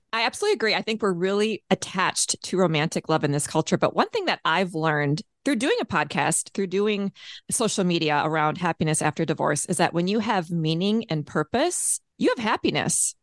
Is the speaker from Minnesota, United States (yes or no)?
yes; Minneapolis, Minnesota, United States; also born or lived in Saint Paul, Minnesota; my hometown, Minneapolis, Minnesota